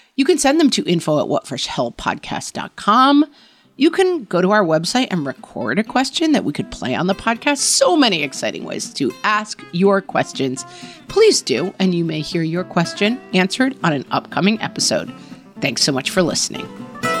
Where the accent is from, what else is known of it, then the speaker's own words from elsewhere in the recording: New York area, United States; also born or lived in California; now in suburbs of New York City, United States; It was in the area that I had grown up